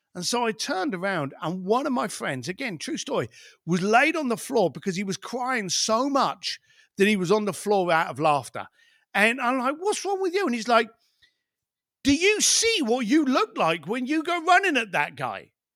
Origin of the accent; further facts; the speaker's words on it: London, United Kingdom; I was born in East Len, East End London